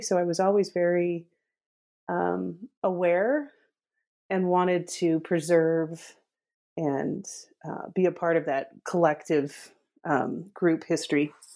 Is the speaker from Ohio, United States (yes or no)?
no; northern Utah, United States; I grew up in Utah, northern Utah